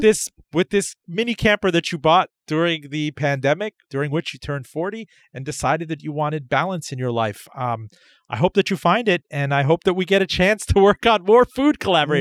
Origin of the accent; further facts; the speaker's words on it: Miami, Florida, United States; I grew up in Miami.